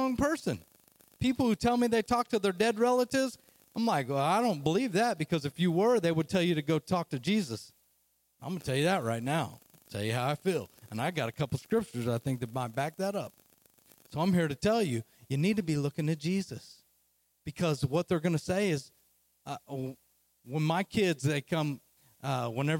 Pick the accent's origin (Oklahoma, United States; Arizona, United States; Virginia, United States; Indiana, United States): Oklahoma, United States; I'm from Oklahoma, as you can hear the accent